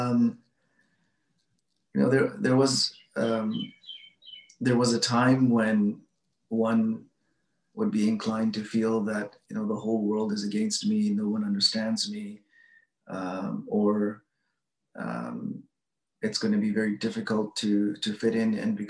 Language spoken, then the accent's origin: English; Edmonton, Alberta, Canada; I grew up in Edmonton, Alberta